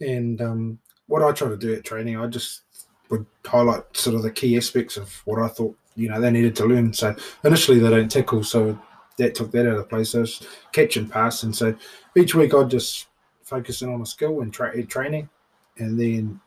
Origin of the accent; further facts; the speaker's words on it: Waitara, Taranaki, New Zealand; also born or lived in Wellington; born in Waitara.